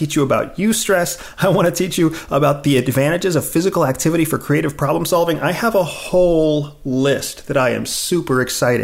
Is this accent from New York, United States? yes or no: no; Pennsylvania, United States; When I was a teenager, growing up in Pennsylvania